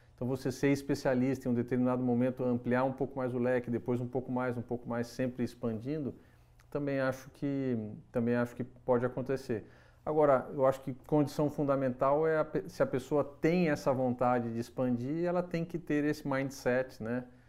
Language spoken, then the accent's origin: Portuguese; São José dos Campos, São Paulo, Brazil; Eu nasci, nasci em São José dos Campos